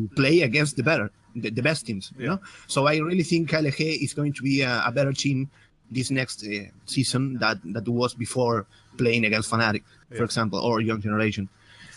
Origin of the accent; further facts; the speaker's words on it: Argentina; English is a second language; I'm from Argentina, actually, from South America